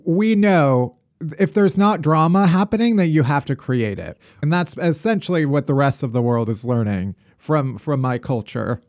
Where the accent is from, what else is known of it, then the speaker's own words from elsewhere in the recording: Chicago, Illinois, United States; now in New York, United States; having survived Chicago winters all my life. And now I live in New York